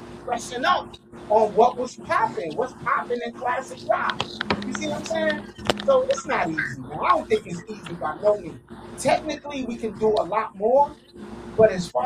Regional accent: New York, United States; now in Miami, United States; I'm from New York. I'm spinning down here in Miami.

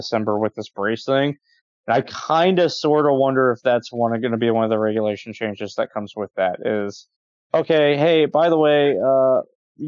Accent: Ohio, United States; moved away; where I grew up on the Ohio River right next to West Virginia

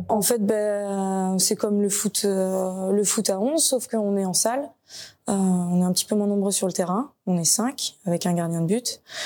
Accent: Nantes, Pays de la Loire, France; je suis originaire de Nantes

